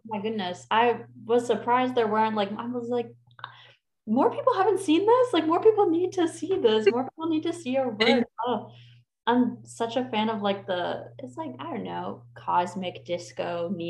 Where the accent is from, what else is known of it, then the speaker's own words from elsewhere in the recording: Florida, United States; I'm from Florida.